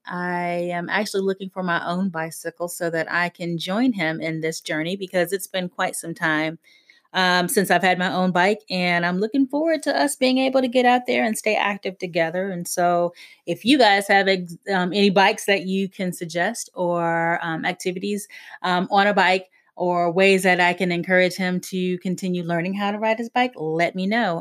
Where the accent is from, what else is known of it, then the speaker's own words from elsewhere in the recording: South Carolina, United States; moved away; I wasn't necessarily born in South Carolina, but was raised in South Carolina.